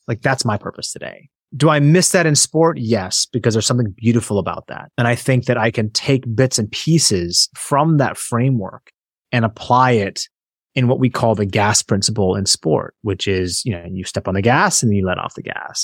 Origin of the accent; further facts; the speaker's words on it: Seattle, Washington, United States; I grew up in Seattle